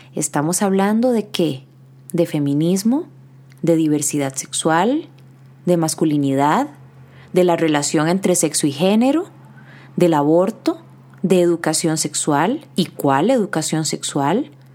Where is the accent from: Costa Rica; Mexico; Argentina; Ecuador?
Costa Rica; Como psicólogos costarricenses